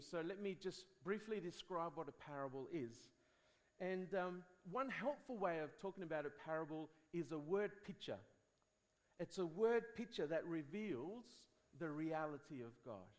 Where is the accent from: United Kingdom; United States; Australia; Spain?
Spain; I grew up in Spain